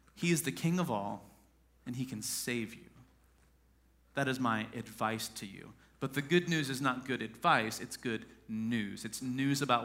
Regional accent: Mount Vernon, United States; I'm from Mount Vernon originally

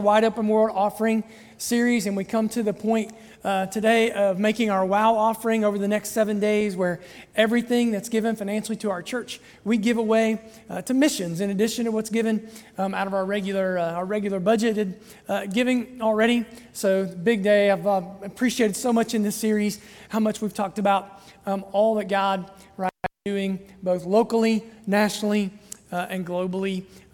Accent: Southern Ohio, United States; I grew up in Southern Ohio

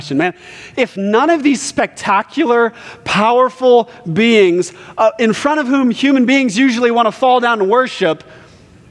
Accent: Ohio, United States; I'm from the Midwest, born and raised in Ohio.

